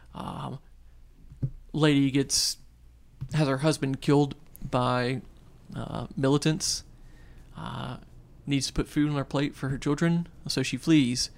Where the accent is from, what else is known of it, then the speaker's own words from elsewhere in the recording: North Shore of New Orleans, Louisiana, United States; moved away as an adult; now in New Orleans, United States; I'm, I'm from the North Shore. uh, originally